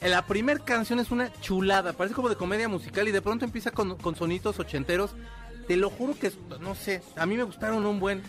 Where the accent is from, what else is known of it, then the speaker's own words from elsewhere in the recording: Mexico City, Mexico; soy del DF